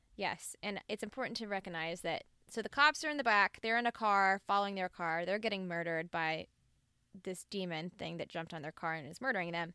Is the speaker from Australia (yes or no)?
no; the South, United States; I am from the South